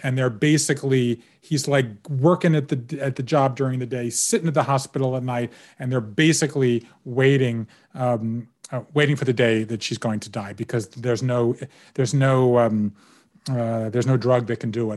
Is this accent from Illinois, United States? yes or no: no; Georgia, United States; having grown up in Georgia, and particularly as a Jew in Georgia